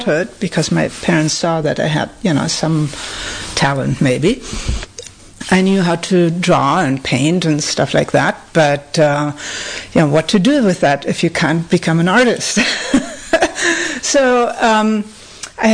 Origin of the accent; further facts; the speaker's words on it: Germany; moved away; I grew up in Germany